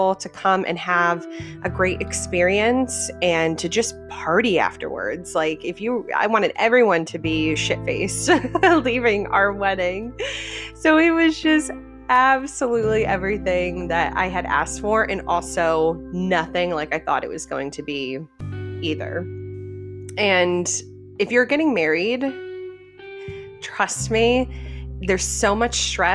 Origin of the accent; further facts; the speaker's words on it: Connecticut, United States; moved away as an adult; now in Florida, United States; we grew up in Connecticut and we moved down to Florida in 2017.